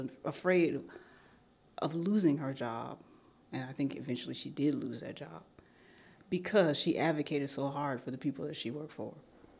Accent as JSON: {"language": "English", "town": "Chicago", "region": "Illinois", "country": "United States", "tie": "born or raised there", "said": "I was born in Chicago and she used to take me to Operation Push meetings."}